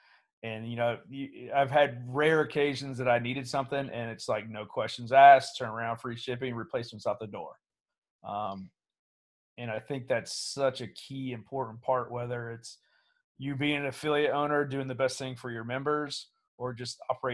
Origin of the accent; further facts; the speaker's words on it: Portsmouth, Ohio, United States; moved away as an adult; born and raised in Portsmouth before I went away from the military